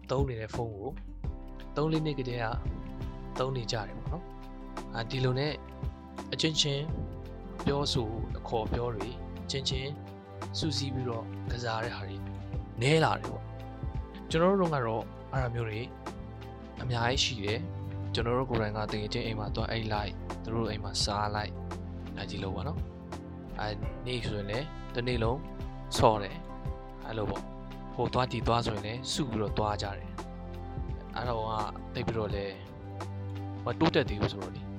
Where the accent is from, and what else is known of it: Myitkyina, Kachin State, Myanmar; born or raised there